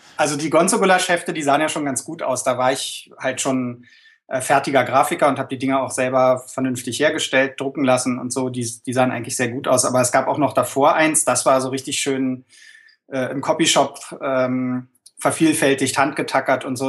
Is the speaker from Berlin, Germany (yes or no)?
yes; Berlin, Germany; accent: Berlinerisch; dann fange ich an zu Berliner.